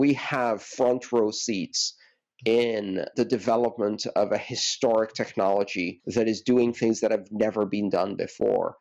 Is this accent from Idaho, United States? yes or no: no; Plainfield, Illinois, United States; moved away; I'm from a town called Plainfield, Illinois